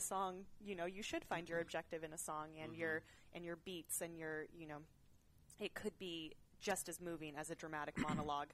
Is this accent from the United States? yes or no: yes; Orland, California, United States; also born or lived in Chico, California / Cheyenne, Wyoming; then my dad and mom came back to California, and we lived in uh, Orland, which is right near Chico. Mm-hmm. Um, but it's a big ag community. Mm. Um, I grew up on an olive orchard